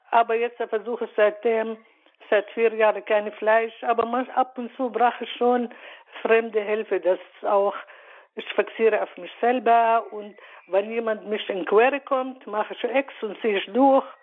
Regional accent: Palestine; German is a second language; moved away as an adult; now in Munich, Germany; bin nächstes Jahr 70, ich komme aus Palästina, mhm. lebe seit äh, 47 Jahren hier in München.

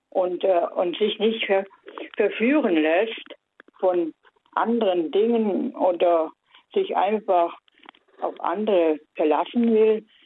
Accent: Baden-Württemberg, Germany; aus dem Schwarzwald.

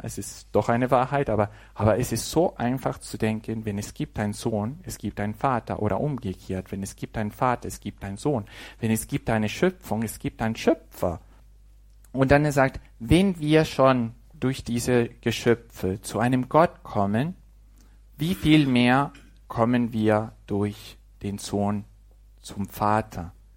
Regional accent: Mexico; German is a second language; moved away; dass ich auch als Mexikaner Deutsch sprechen kann. Ein bisschen, ne? also mit Fehlern

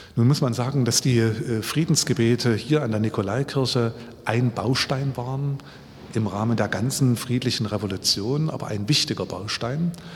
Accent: Ore Mountains, Saxony, Germany; moved away as an adult; now in Leipzig, Germany; Ich bin im Erzgebirge groß geworden

